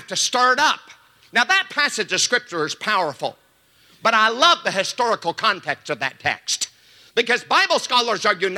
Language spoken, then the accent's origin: English; Joplin, Missouri, United States; I was raised in Joplin, Missouri, and as a little boy, we had pear trees in our yard